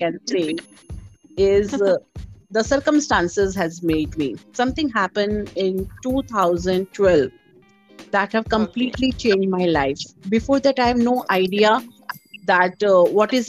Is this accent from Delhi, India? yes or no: yes; Delhi, India; moved away as an adult; now in Hyderabad, India; I'm born and brought up in Delhi in a middle class family